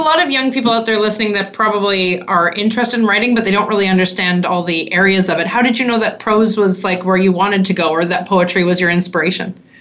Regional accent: Canada; accent: Canadian; my Canadian accent

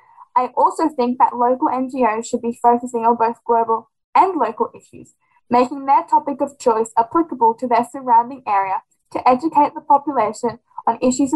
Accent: Sydney, New South Wales, Australia; I am from Sydney, Australia, and I'm on Planet Classroom.

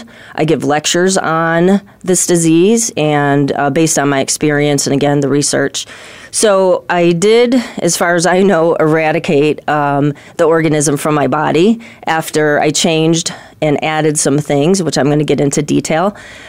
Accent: Chicago, Illinois, United States; moved away as an adult; So I moved out here in 2010 from Chicago.

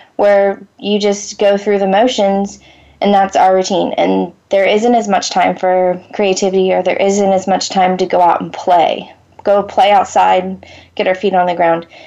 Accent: Florida, United States; moved away; I I grew up in Florida

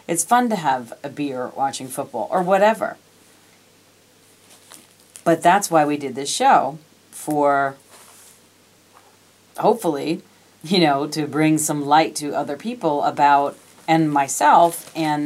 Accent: New York, United States; I was born and raised in New York

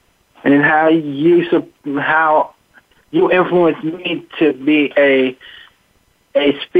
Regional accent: New London, Connecticut, United States; I'm 22 years old, fresh out of high school, from born and raised in New London, Connecticut.

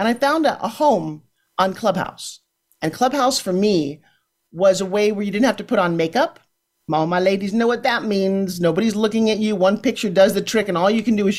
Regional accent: Ukraine; now in Florida, United States; I'm also from the Ukraine

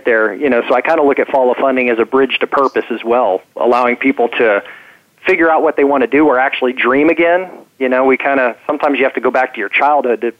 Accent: Topeka, Kansas, United States; So I was born in Topeka, Kansas, so a Midwesterner.

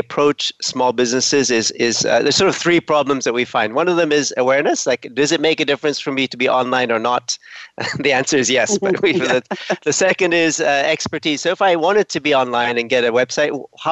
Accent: Ethiopia; moved away; also born or lived in Canada; I'm originally from Ethiopia.

